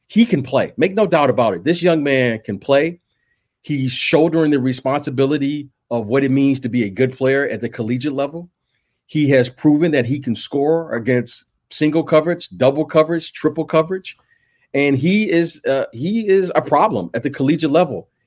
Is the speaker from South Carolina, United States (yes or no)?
no; Detroit, Michigan, United States; I'm from Detroit, right? That's Motown.